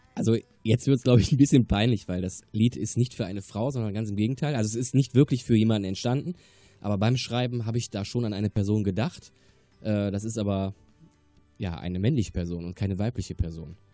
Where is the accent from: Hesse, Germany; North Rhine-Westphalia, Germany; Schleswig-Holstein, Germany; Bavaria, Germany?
North Rhine-Westphalia, Germany; Remscheid; also born or lived in Wermelskirchen-Dabringhausen; now in Wermelskirchen, Germany; Ich komme gebürtig aus Remscheid-Lennep und äh, wohne jetzt in Damenskirchen-Dabringhausen